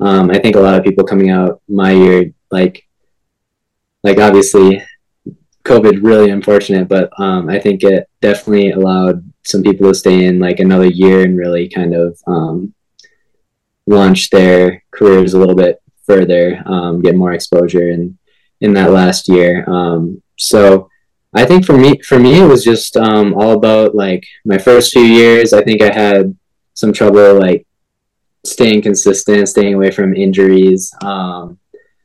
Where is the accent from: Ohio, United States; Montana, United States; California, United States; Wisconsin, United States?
Wisconsin, United States; Green Bay; moved away as an adult; also born or lived in Minnesota; now in Baltimore, United States; I grew up in Green Bay, Wisconsin